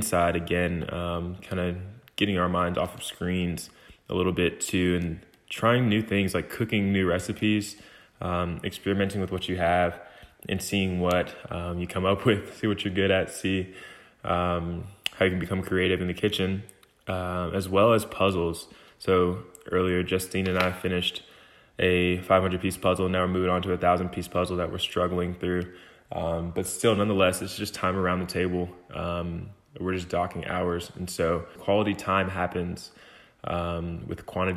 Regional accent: Lithonia, Georgia, United States; I'm from Lithonia, Georgia.

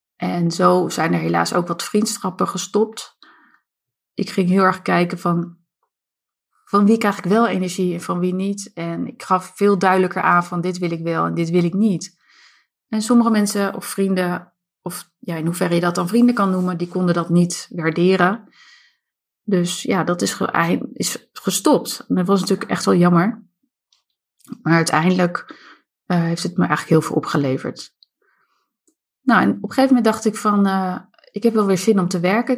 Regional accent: Harderwijk, Gelderland, Netherlands; Ik ben opgegroeid in Harderwijk samen met mijn zusje Ilse

